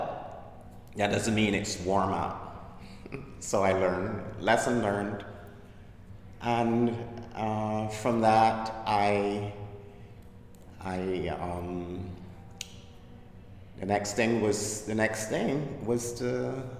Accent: Barbados; accent: Caribbean; moved away as an adult; now in Brooklyn, United States; I was born in Barbados in the Caribbean and emigrated to Brooklyn.

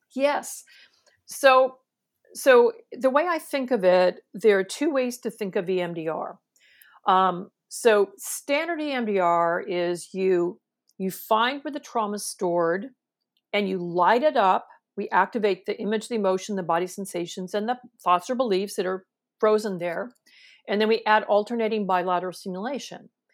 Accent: San Francisco Bay Area, California, United States; I'm from California, right? I'm from the San Francisco Bay Area

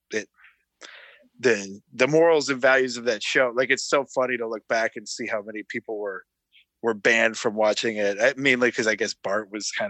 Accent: Calgary, Alberta, Canada; now in Toronto, Canada; I'm from Calgary originally, but I live in Toronto now.

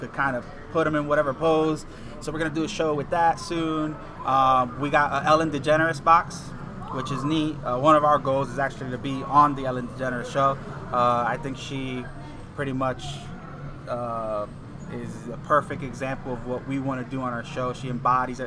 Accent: Puerto Rico; I grew up in Puerto Rico

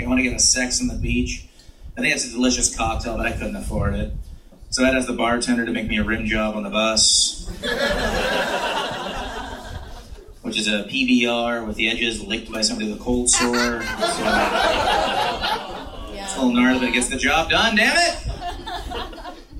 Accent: Washington, United States; now in San Francisco, United States; I'm originally from Washington State

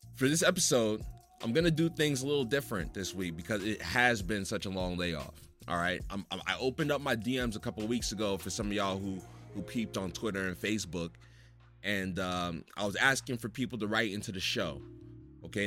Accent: New Jersey, United States; I grew up in Jersey

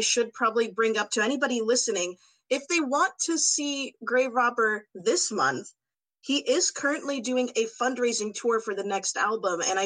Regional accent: Canada; I'm Canadian

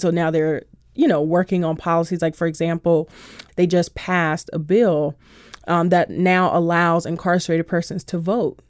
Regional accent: Washington, District of Columbia, United States; I grew up by Coolidge High School

